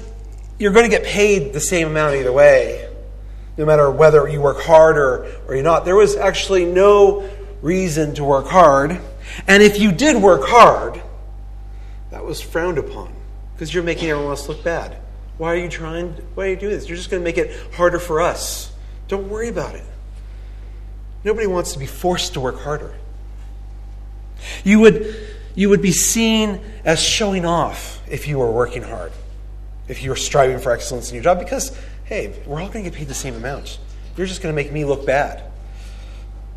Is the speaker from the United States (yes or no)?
yes; United States; also born or lived in Cuba (ancestry); now in Australia; I was born in the States.